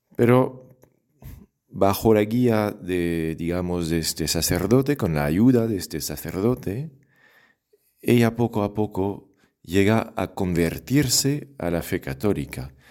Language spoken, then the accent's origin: Spanish; France; accent: French; Spanish is a second language; moved away; yo soy de Francia, seguramente ya lo has adivinado por el acento.